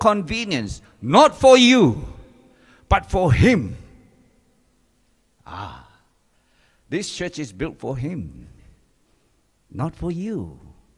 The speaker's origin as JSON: {"language": "English", "country": "Singapore", "tie": "born or raised there", "moved": "yes", "said": "I grew up in Singapore"}